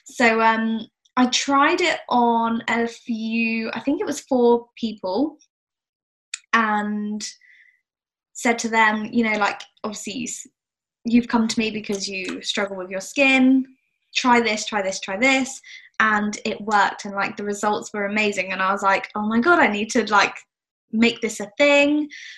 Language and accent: English; South West England, United Kingdom